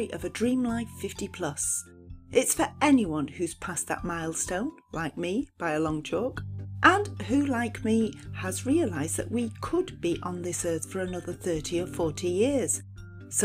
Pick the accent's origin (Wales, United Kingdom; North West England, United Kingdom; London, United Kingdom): North West England, United Kingdom; Lancashire; I'm from Lancashire, other side of the Pennines.